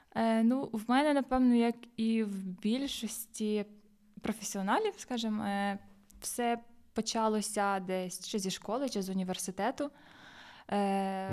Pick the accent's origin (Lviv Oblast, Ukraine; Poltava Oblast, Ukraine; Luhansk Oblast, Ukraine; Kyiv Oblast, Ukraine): Lviv Oblast, Ukraine; Busk; в Бузькій дитячо-юнацькій спортивній школі, звідки я родом